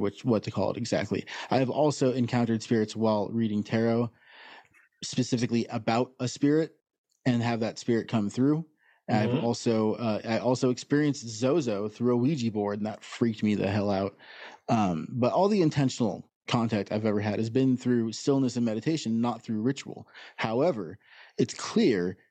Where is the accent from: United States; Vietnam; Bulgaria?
United States; Santa Cruz, California; moved away as an adult; now in Alberta, Canada; I was born and raised in Santa Cruz, California, but I now live in Alberta, Canada